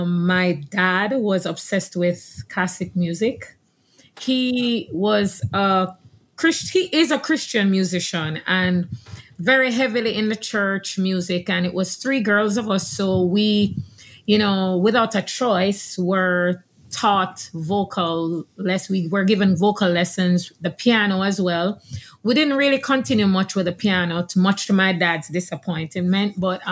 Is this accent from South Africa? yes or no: no; Jamaica; now in Houston, United States; I'm Jamaican. Yes. I grew up in Jamaica, and we were very churchy family.